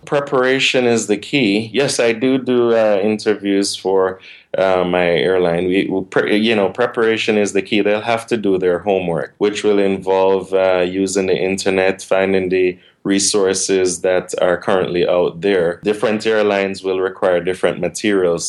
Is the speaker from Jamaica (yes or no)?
yes; Jamaica; moved away as an adult; also born or lived in Washington State; now in United States; when I was in Jamaica, which is my hometown. I'm originally from Jamaica